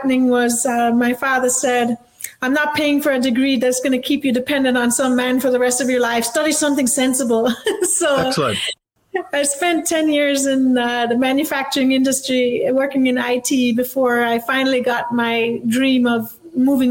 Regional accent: Jamaica; moved away as an adult; now in United States; I grew up in Jamaica

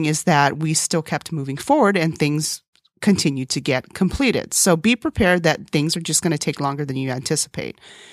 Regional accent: Texas, United States; English is a second language; also born or lived in South Korea; When I was in kindergarten, when we moved from Korea to Texas and I learned English as a second language

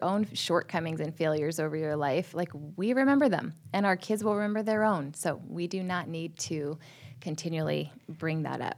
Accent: Southern California, United States; born or raised there

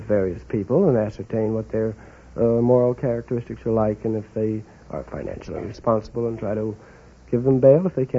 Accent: New York City, New York, United States; New York City.

